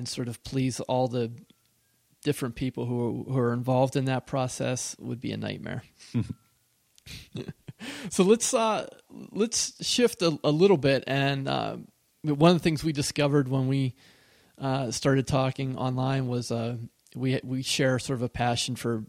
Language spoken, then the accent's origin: English; Pennsylvania, United States; But I grew up in Western Pennsylvania, and I had woods at the edge of my backyard